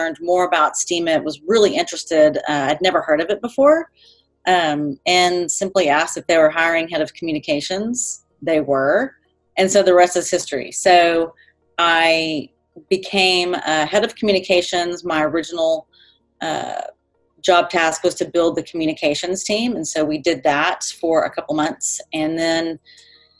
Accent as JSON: {"language": "English", "region": "Texas", "country": "United States", "tie": "born or raised there", "said": "born and raised in Texas, I've been in Austin for over 20 years"}